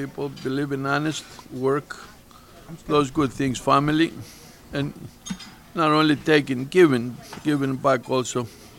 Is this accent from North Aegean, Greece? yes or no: yes; Chios, North Aegean, Greece; now in United States; Originally, I come from Greece.